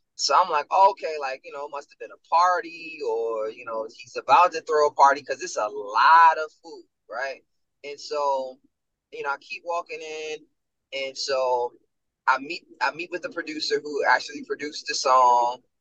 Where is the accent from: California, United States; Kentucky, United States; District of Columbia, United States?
District of Columbia, United States; Washington; moved away; I was born in Greater Southeast Hospital